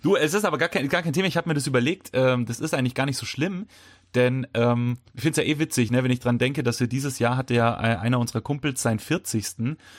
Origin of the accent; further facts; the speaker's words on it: Bavaria, Germany; wir sind aus Bayern